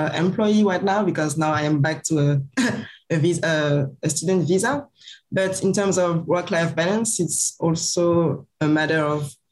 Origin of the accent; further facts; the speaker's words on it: Paris, Île-de-France, France; English is a second language; moved away as an adult; now in Maryland, United States; I'm a French international student. I'm from Paris